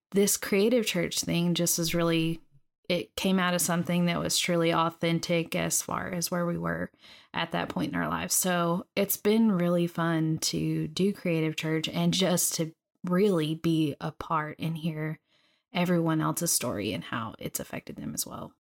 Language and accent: English; Lindale, Texas, United States; moved away as an adult; also born or lived in Tulsa, Oklahoma; originally from East Texas, a small town there called Lindale. Um, that's where I was born, raised, and grew up